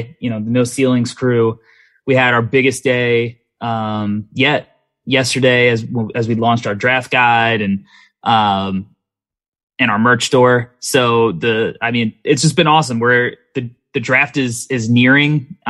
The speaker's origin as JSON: {"language": "English", "region": "New York", "country": "United States", "said": "I'm a New Yorker."}